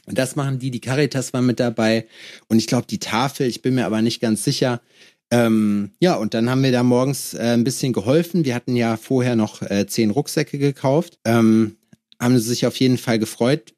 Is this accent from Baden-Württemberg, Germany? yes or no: no; Lüdenscheid, North Rhine-Westphalia, Germany; in Lüdenscheid, wo ich herkomme